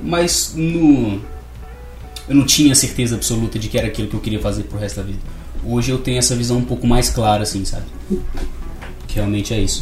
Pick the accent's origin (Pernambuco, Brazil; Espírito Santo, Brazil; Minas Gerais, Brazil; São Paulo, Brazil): Minas Gerais, Brazil; Barbacena; sou nascido e criado em Barbacena, moro aqui desde sempre